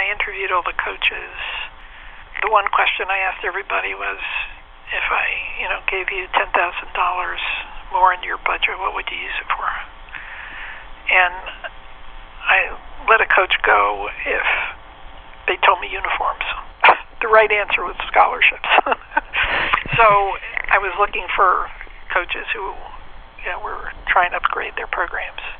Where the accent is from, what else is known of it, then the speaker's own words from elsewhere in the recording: New York, United States; moved away as an adult; also born or lived in Texas; I was from New York.